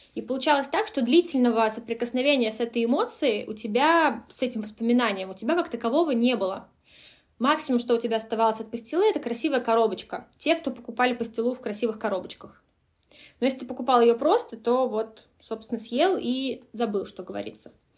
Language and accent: Russian; Kolomna, Moscow Oblast, Russia; я сама родилась в Коломне